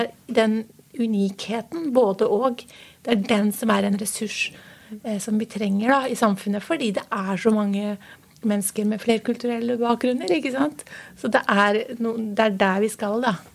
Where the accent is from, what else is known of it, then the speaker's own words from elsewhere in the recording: Norway; Jeg er eh, født i Norge eh, for eh, mange, mange år siden